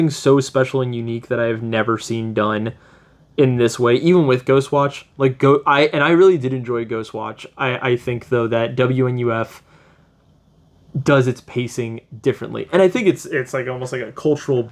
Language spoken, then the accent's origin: English; United States; I am American